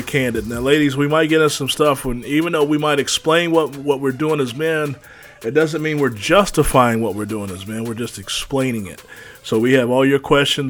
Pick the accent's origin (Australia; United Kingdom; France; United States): United States; West Virginia; my home state, good old West Virginia